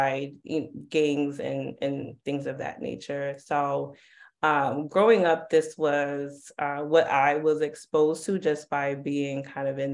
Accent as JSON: {"language": "English", "town": "New York City", "region": "New York", "country": "United States", "tie": "born or raised there", "said": "growing up in Harlem, Harlem was definitely, there were a lot of drugs in Harlem"}